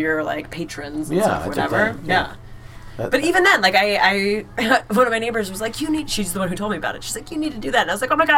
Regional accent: Illinois, United States; accent: nasally; moved away as an adult; now in Maine, United States; I'm actually, and maybe you can tell by my nasally pronunciations, I'm from Illinois originally

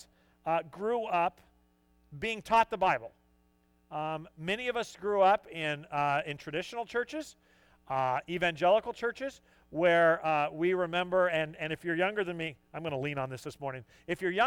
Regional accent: San Diego, California, United States; also born or lived in El Cajon; I grew up in San Diego

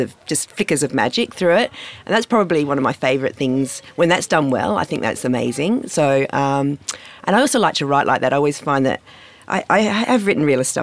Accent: Perth, Western Australia, Australia; I grew up in Morley in Perth, and my local school was Camboon

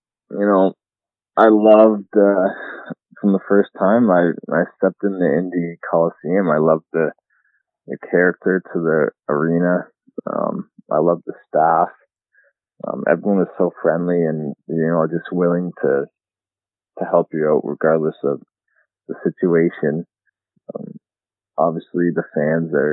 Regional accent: London, Ontario, Canada; moved away as an adult; now in Indianapolis, United States; I played in my hometown in London

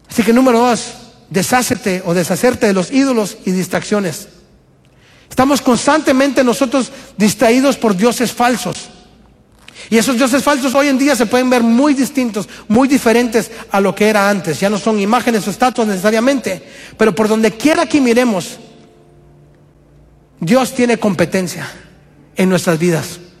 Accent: Guatemala; moved away as an adult; Alison y yo y la familia venimos de Guatemala hace año y medio casi.

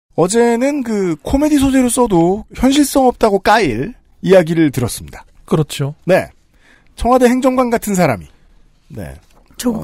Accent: Seoul, South Korea; 서울에서 태어났던 사람으로서

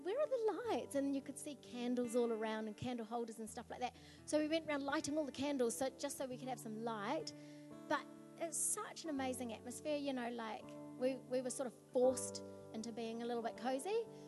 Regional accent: New Zealand; we come from New Zealand

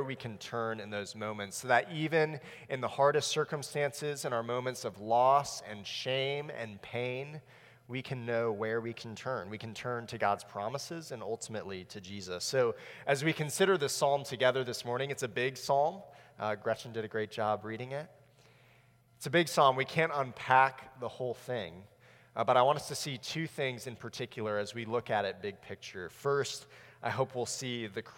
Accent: South Florida, United States; I grew up in South Florida

